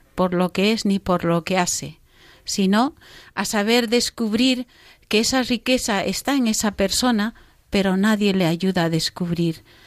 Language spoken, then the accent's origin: Spanish; Bolivia; moved away; he estado en Bolivia, en mi país, en la selva